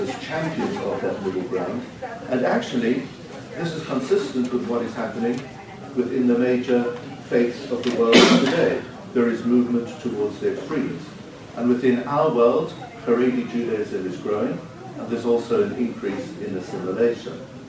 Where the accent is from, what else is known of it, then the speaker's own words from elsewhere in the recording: Cape Town, Western Cape, South Africa; as a 10-year-old child in South Africa, growing up in Cape Town